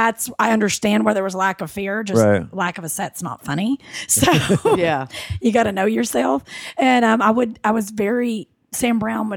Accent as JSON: {"language": "English", "country": "United Kingdom", "said": "Like I was a weird British actor fighting my accent."}